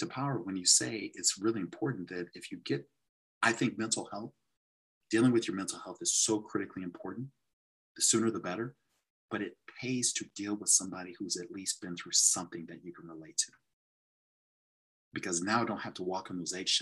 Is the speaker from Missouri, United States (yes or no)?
yes; St. Louis, Missouri, United States; also born or lived in Dubuque, Iowa; I grew up in St. Louis